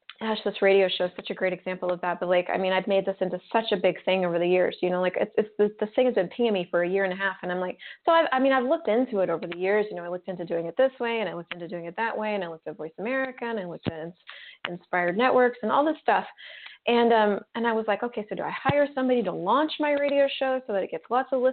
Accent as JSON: {"language": "English", "region": "Colorado", "country": "United States", "tie": "born or raised there", "said": "I was raised in Colorado"}